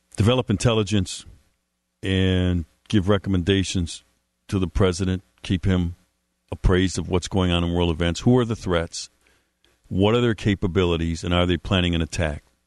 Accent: Milwaukee, Wisconsin, United States; my hometown of Milwaukee, Wisconsin

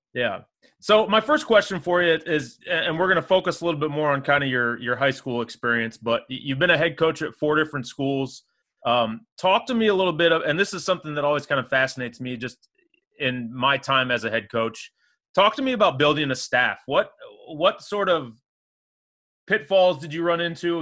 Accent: Springfield, Illinois, United States; I grew up in Springfield

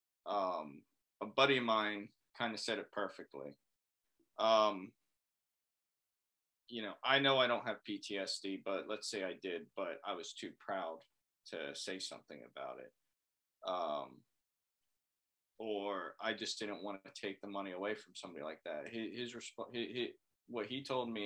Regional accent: Florida, United States; moved away as an adult; I am from Florida

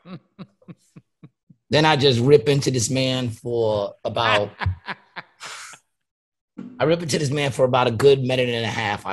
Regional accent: New York City, New York, United States; I was from Queens

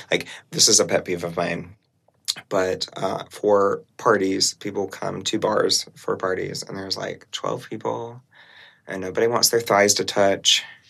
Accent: South Carolina, United States; I'm from South Carolina

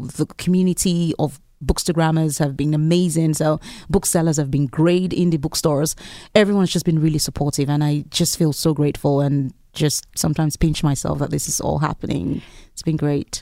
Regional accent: Lagos, Nigeria; moved away as an adult; I lived in Lagos. I was born in Lagos in Nigeria, and I lived there for close to 20 years. And growing up, I lived in a neighborhood

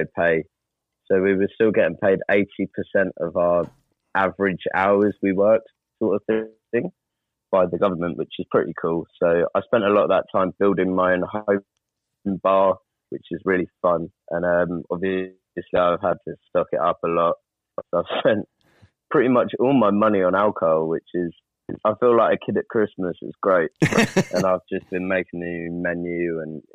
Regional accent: Brighton, South East England, United Kingdom; Brighton in England. It's just on the south coast. Lovely little seaside town.

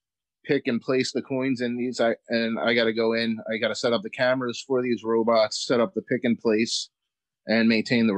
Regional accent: Philadelphia, Pennsylvania, United States; moved away as an adult; now in Galloway, New Jersey, United States; I grew up in Philadelphia, in South Philly.

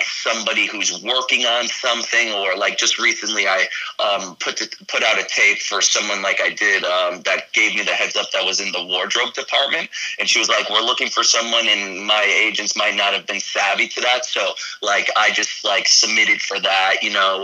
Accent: New York City, New York, United States; moved away; also born or lived in Florida; growing up in Brooklyn in like a huge city

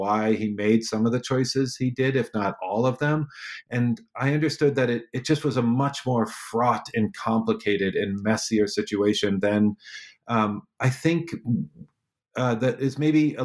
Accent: Northeast Ohio, United States; I grew up in Northeast Ohio

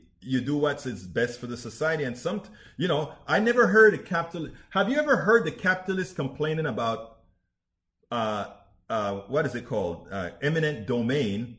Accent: Panama; moved away; Rose and I grew up together in Panama

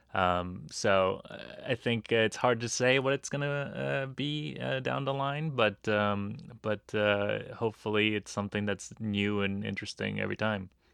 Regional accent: Los Angeles, California, United States; a Japanese kid who grew up in L

